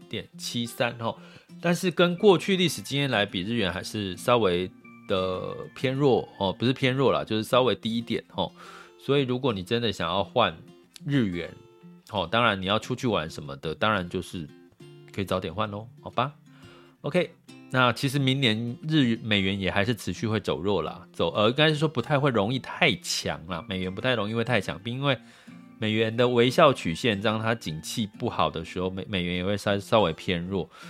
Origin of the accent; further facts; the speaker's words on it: Taiwan; 我们就深在台湾